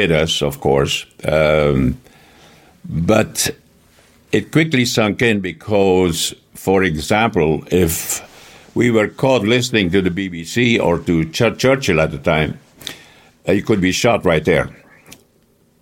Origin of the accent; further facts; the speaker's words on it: Flanders, Belgium; first language Flemish; English is a second language; moved away as an adult; I was born in Lohe, a little town about 40 kilometers from the seaside.